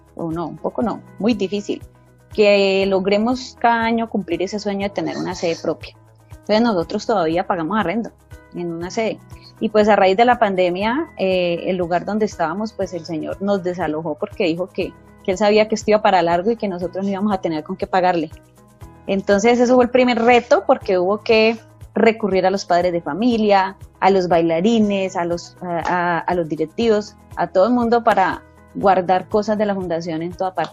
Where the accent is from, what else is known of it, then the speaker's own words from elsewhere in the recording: Colombia; como colombianos